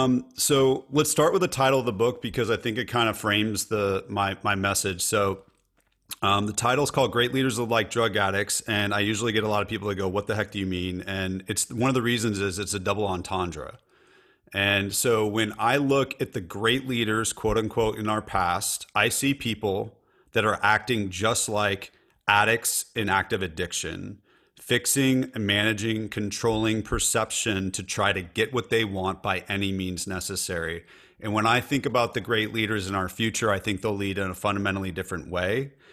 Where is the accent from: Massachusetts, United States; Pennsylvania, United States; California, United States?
California, United States; I'm in Nashville, Tennessee, and I'm a Californian, so I do say y'all, and I also say dude, so I'm kind of a hybrid.